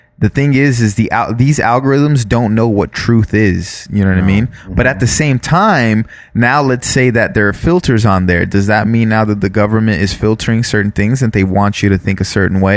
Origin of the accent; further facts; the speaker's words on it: Florida, United States; now in California, United States; Growing up in Florida, growing up where we grew up